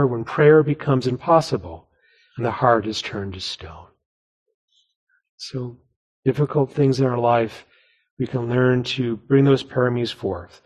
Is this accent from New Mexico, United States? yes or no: yes; New Mexico, United States; now in Seattle, United States; where I grew up in New Mexico